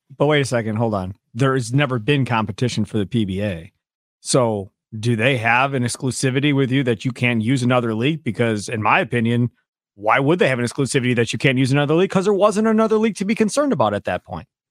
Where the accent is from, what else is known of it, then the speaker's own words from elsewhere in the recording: Kenosha, Wisconsin, United States; When I was growing up in Kenosha, back in the day at Sheridan Lanes back in the 80s